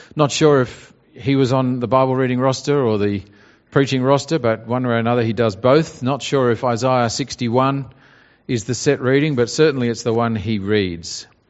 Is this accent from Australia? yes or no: yes; Australia; our pride in being Australian. You know, we like Australia and what an Australian is